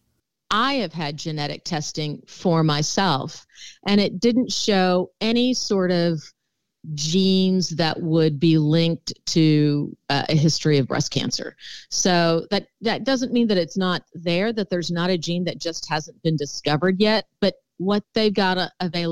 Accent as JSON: {"language": "English", "town": "Houston", "region": "Texas", "country": "United States", "tie": "born or raised there", "also_born_or_lived": "Milwaukee, Wisconsin", "said": "Well, I was born in Milwaukee, Wisconsin, but I'm a proud Texan and was raised in the Houston area. And so I consider that I grew up in Texas."}